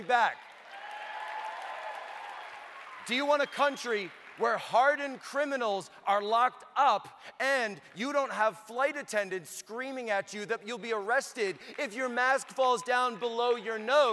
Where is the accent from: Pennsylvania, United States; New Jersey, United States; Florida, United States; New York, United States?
Pennsylvania, United States; Philadelphia; also born or lived in China; I'm a kid from the Philadelphia area